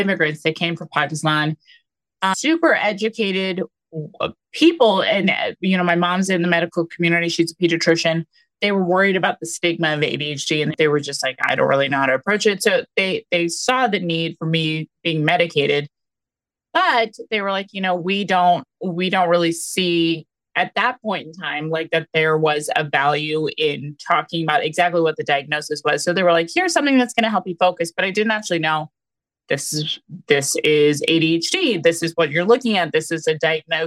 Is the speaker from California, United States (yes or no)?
yes; California, United States; I grew up in California all throughout my schooling